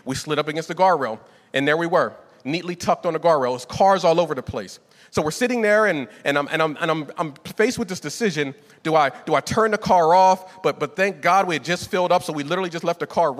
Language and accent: English; Northeast, United States; moved away; I was raised in the Northeast